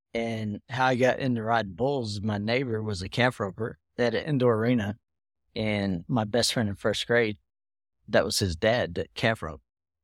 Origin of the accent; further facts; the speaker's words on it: Pennsylvania, United States; also born or lived in Florida; now in Texas, United States; I'm originally from Pennsylvania. {S2} Okay. {S3} Yeah. PA to Florida to Texas.